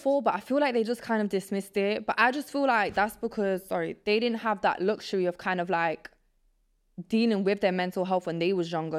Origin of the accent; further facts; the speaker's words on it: Nottingham, East Midlands, United Kingdom; English is a second language; also born or lived in Poland; I grew up in England